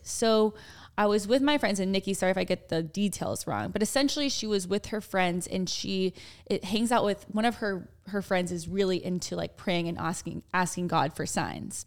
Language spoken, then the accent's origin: English; Dallas, Texas, United States; We're, we're from Dallas